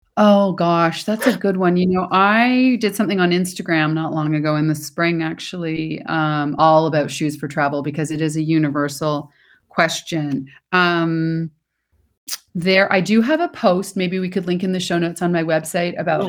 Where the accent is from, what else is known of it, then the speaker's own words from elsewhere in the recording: Toronto, Ontario, Canada; moved away; I'm originally from Toronto